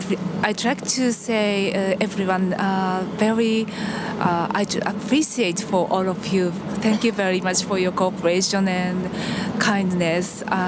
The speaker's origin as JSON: {"language": "English", "town": "Yokohama", "region": "Kanagawa", "country": "Japan", "second_language": "English", "said": "from Yokohama, Japan."}